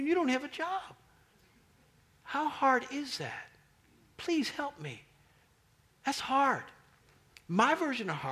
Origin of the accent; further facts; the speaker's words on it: Kansas City, Kansas, United States; moved away as an adult; now in Washington, D.C., United States; I grew up in Kansas. Beautiful state. Kansas City, beautiful city. I knew my neighbors growing up